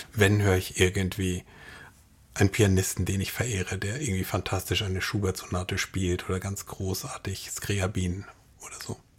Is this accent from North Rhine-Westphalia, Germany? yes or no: no; Munich, Bavaria, Germany; moved away; also born or lived in Darmstadt; ich bin in München aufgewachsen